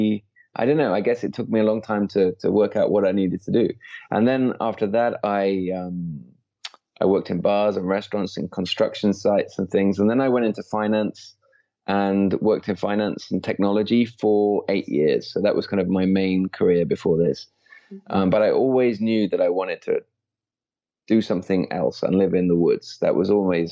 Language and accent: English; Midlands, United Kingdom; moved away as an adult; also born or lived in London; I was brought up in the Midlands in a very quiet rural place